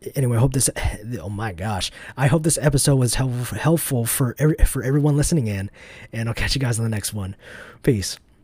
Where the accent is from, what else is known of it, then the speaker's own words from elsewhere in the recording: United States; I grew up in the United States and not Vietnam